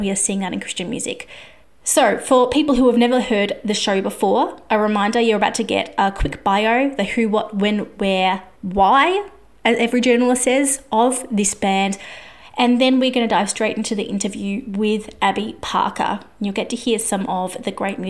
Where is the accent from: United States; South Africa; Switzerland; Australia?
Australia; I am an Aussie music journalist